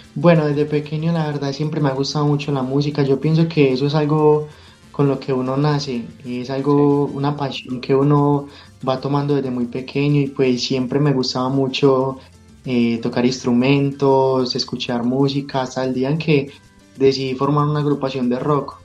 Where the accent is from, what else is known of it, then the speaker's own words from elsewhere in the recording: Medellín, Antioquia, Colombia; Soy de Medellín, Colombia